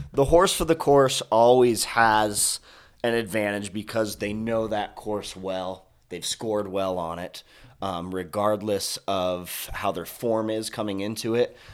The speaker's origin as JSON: {"language": "English", "region": "Colorado", "country": "United States", "tie": "born or raised there", "said": "I'm from Colorado, born and raised native"}